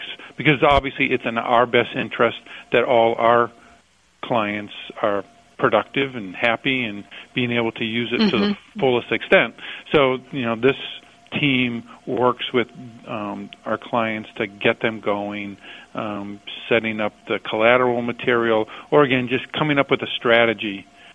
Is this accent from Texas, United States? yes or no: no; New Hampshire, United States; I told you I was from New Hampshire